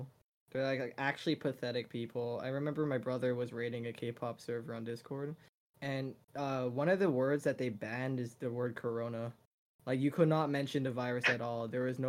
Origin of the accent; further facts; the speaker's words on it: United States; I was born here, so I'm technically an American myself.